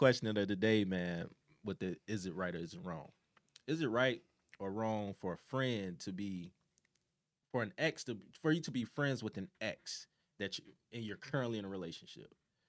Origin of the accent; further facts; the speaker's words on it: Chicago, Illinois, United States; I'm from the South Side of Chicago, born and raised 79th Street through 81st, however you want to put it.